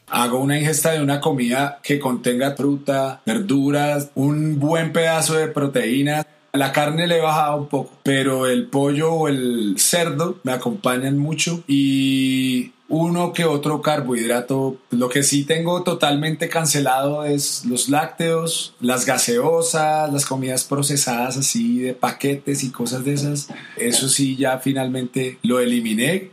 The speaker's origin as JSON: {"language": "Spanish", "region": "Bogotá", "country": "Colombia", "moved": "yes", "said": "yo soy colombiano de Bogotá"}